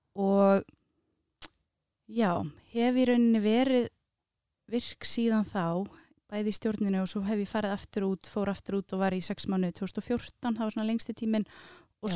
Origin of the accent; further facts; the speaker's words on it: Reykjavík, Capital Region, Iceland; Ég er úr Vesturbænum, það er svona númer kannski eitt og tvö, ekki þrjú